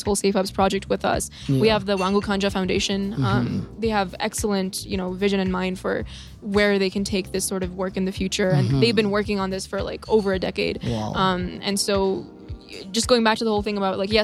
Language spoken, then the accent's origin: English; India; now in Canada; I'm from India originally. I live in Canada right now.